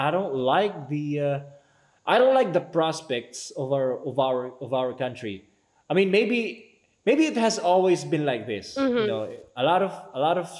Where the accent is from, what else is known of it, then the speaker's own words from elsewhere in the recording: Philippines; we as citizens, as Filipino people